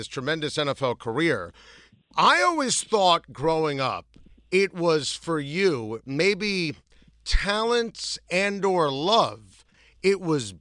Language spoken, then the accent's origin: English; New City, New York, United States; We grew up together in New City, New York